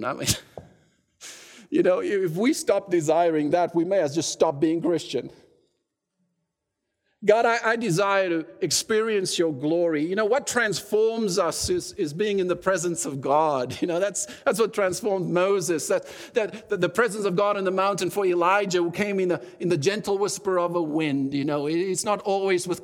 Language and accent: English; South Africa; now in Canada; at times when it's convenient for me to say I'm South African, I will, and then when it's convenient, I'll say I'm Canadian, you know. But I'm more Canadian than I sometimes confess